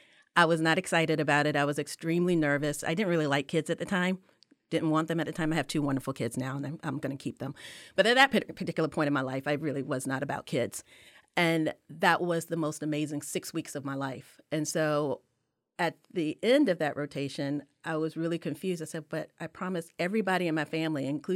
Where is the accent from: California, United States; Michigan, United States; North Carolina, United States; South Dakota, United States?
North Carolina, United States; Durham; born there; All of my blood is from South Carolina, even though I was born in Durham.